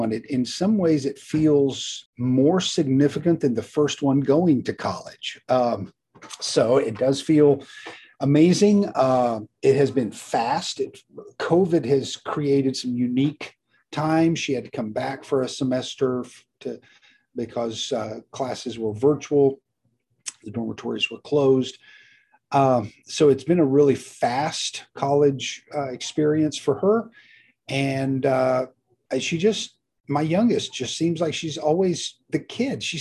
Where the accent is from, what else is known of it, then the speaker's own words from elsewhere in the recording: Mexico; moved away as an adult; also born or lived in Texas / Guatemala; now in United States; Uh, was born in Central Texas, but when I was born, my parents were already missionaries in Mexico. So I grew up in Mexico, uh, mid to late '60s, uh, '70s as well. Came back to the states for college